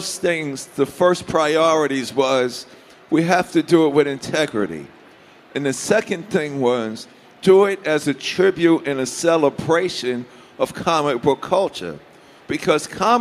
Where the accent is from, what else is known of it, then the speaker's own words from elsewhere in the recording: New York City, New York, United States; growing up in Hollis, Queens, New York